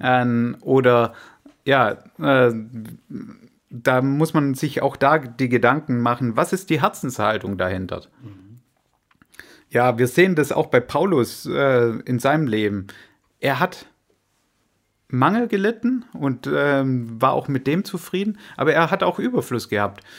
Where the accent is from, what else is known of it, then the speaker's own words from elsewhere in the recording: Swabia, Germany; als Schwabe